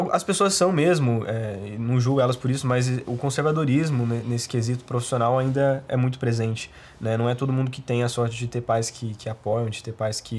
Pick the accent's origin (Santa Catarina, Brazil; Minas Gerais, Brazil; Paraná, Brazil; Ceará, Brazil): Minas Gerais, Brazil; Pouso Alegre; eu sou de Minas, sou tá. de Pouso Alegre, é uma cidade de Minas. É, mais um, um, um empecilho, né? Uma cidade muito pequena